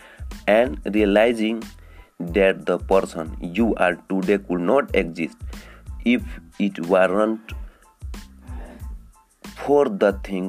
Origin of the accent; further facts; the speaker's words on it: India; I am from India